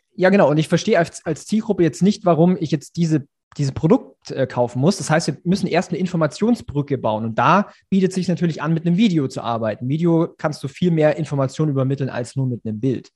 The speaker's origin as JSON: {"language": "German", "town": "Ulm", "region": "Baden-Württemberg", "country": "Germany", "also_born_or_lived": "Munich", "moved": "as an adult", "said": "ich komme eigentlich nach Ulm, dann bin ich aus Mün nach München gezogen"}